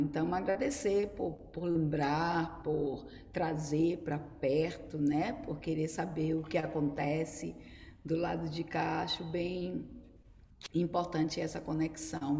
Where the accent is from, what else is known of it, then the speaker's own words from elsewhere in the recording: Salvador, Bahia, Brazil; also born or lived in Los Angeles; eu sou daqui de Salvador, sou baiana